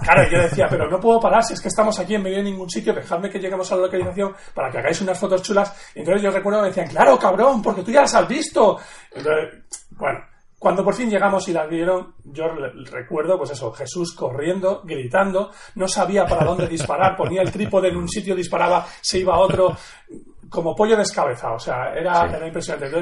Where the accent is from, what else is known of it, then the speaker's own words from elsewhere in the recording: Madrid, Community of Madrid, Spain; yo nací en Madrid eh, hace ya la friolera 42.